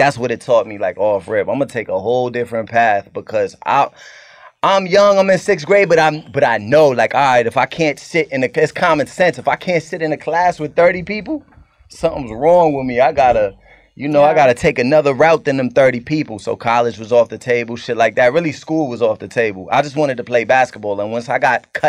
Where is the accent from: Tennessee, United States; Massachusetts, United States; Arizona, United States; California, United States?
Massachusetts, United States; Cambridge; I'm from Cambridge, it's like a little different, but it's right next to it.